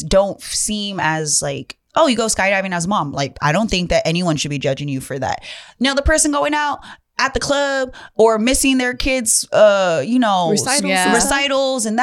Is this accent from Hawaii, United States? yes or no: yes; Hawaii, United States; I'm Hawaiian.